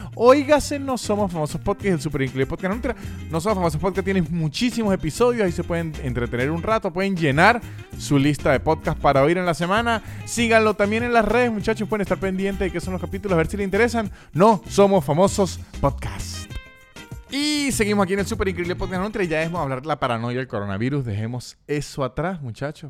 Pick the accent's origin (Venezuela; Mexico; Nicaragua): Venezuela; uno siendo venezolano